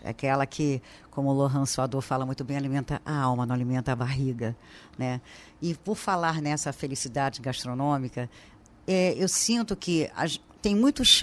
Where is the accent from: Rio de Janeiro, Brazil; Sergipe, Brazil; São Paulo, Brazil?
Rio de Janeiro, Brazil; Eu sou carioca, nata